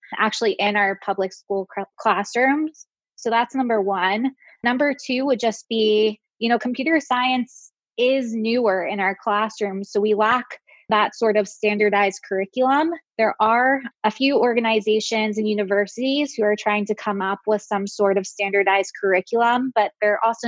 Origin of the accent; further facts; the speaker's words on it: Baltimore, Maryland, United States; now in Chicago, United States; I'm originally from Baltimore, which has its fair share of public education challenges, like Chicago, which is where I live now